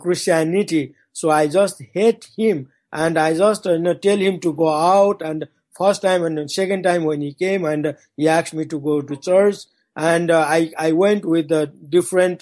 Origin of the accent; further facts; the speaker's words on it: Nepal; English is a second language; now in Kathmandu, Nepal; from my hometown to come to Kathmandu, those days it took 5 days walk